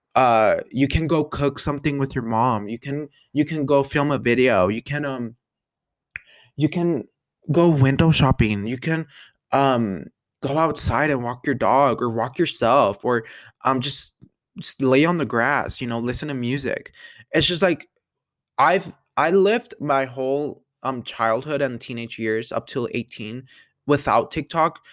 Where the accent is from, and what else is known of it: Colorado, United States; born or raised there